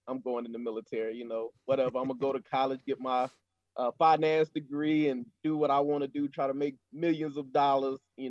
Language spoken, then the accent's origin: English; Sumter, South Carolina, United States; moved away as an adult; also born or lived in Yokota Air Base, Japan; my hometown of Sumter, South Carolina at Shaw Air Force Base